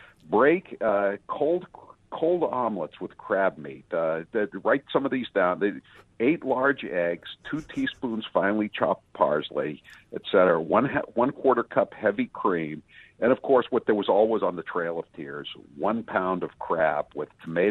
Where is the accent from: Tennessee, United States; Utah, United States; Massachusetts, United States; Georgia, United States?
Massachusetts, United States; I'm from you guys know me, but I'm from Massachusetts.